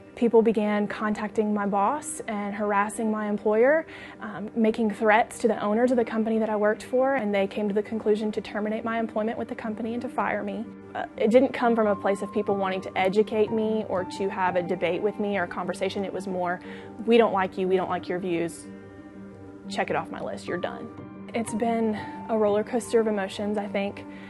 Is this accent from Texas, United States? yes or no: no; Shreveport, Louisiana, United States; I'm twenty-two years old, and I'm from Shreveport, Louisiana